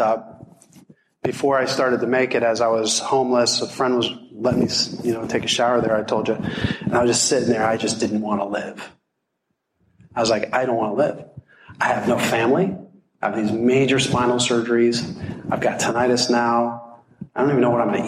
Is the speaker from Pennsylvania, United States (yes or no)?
yes; Hershey, Pennsylvania, United States; moved away as an adult; also born or lived in Deep Creek, Maryland; I was actually from Hershey, and I moved out here because I was chasing a girl